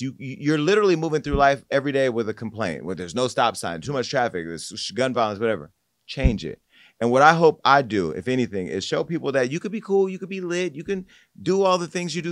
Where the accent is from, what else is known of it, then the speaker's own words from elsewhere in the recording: Stockton, California, United States; moved away as an adult; I love my hometown. I love Stockton to the point to where I have moved back